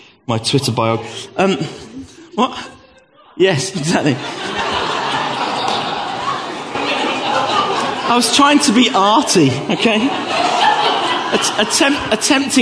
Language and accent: English; Gravesend, South East England, United Kingdom; I was born in 1969 in Gravesend in Kent.